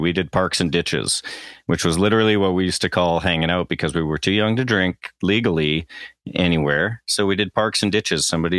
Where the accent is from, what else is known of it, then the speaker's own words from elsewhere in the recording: the South, United States; It's like, I'm from the South. We know how to take care of cast iron.